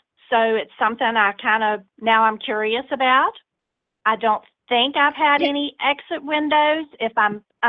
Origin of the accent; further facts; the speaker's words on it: the South, United States; accent: Southern; I'm from the South, so that's where the accent's coming from.